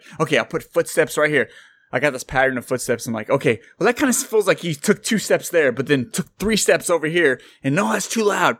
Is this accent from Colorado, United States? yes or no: no; Santa Clara, California, United States; moved away as an adult; now in Fresno, United States; I grew up in Santa Clara. I actually graduated from Santa Clara High School